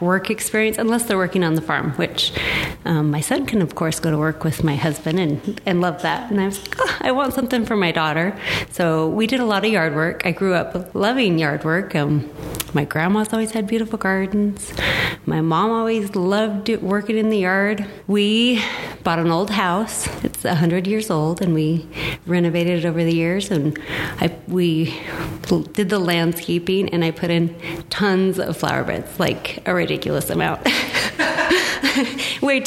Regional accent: Enterprise, United States; moved away as an adult; also born or lived in Wyoming / Logan; I grew up in Enterprise, and when I left, I swore I'd never move back

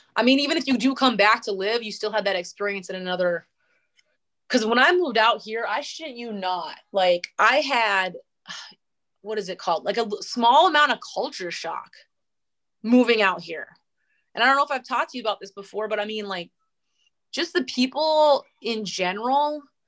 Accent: North Dakota, United States; moved away as an adult; now in Spokane, United States; I grew up in North Dakota

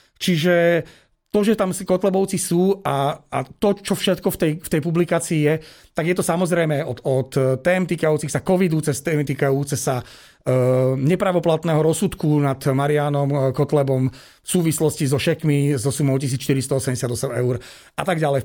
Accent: Žilina, Žilina Region, Slovakia; ja som Žilinčan

